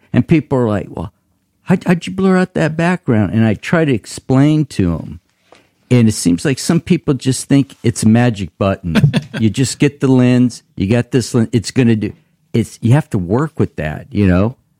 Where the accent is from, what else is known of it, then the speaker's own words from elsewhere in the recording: Tulare, California, United States; we're from Tulare